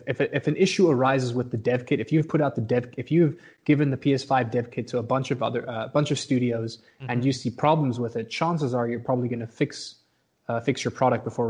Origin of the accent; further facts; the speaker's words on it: South Africa; born and raised in South Africa